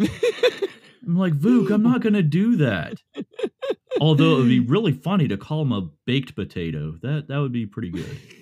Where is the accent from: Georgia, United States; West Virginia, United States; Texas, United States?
West Virginia, United States; Morgantown; I grew up here in Morgantown, West Virginia